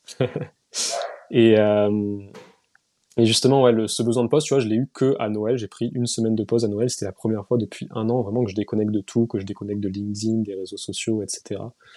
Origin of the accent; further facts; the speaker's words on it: Toulouse, Occitania, France; moved away; also born or lived in Paris; je suis pas de Toulouse, de Paris à la base, je suis de Toulouse